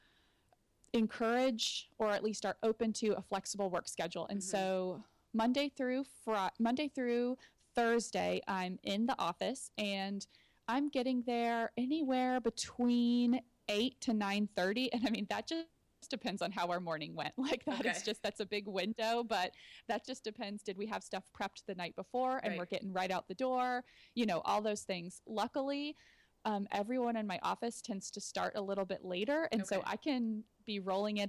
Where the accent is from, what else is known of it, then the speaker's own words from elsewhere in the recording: Austin, Texas, United States; moved away as an adult; now in Gilbert, United States; I'm originally from Austin, Texas